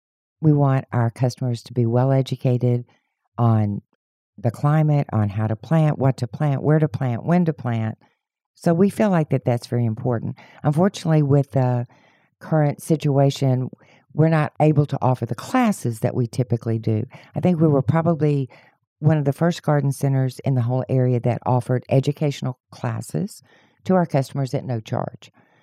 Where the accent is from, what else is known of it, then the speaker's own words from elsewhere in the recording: Houston, Texas, United States; Well, actually, I'm a native Houstonian, so I came from the Westside Spring Branch area. It's where I grew up.